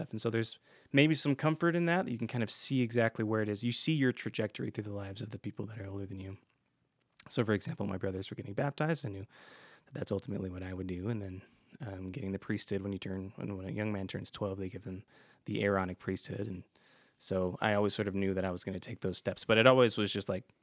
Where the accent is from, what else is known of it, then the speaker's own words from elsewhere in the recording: Utah, United States; You know, growing up in Utah, obviously there's a lot of Mormons here, so that's what most people did